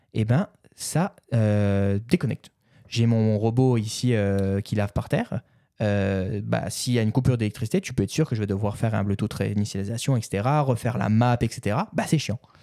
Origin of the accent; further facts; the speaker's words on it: France; moved away; chez moi en France, mes parents